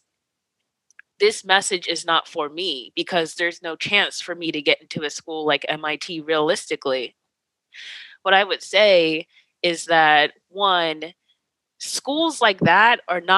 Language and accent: English; New Jersey, United States; moved away as an adult; now in Pasadena, United States; I'm from New Jersey. I moved out here with no family